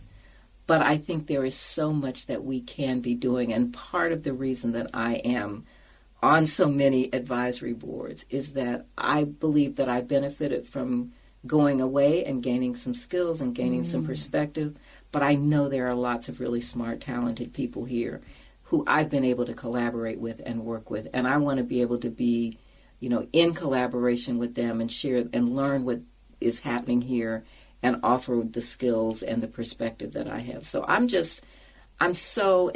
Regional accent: Indianapolis, Indiana, United States; moved away; I grew up in Indianapolis

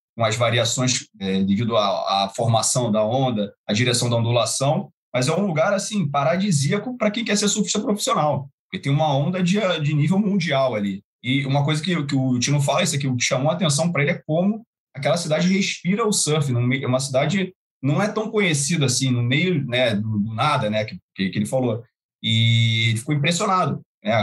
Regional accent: Brazil; como brasileiro

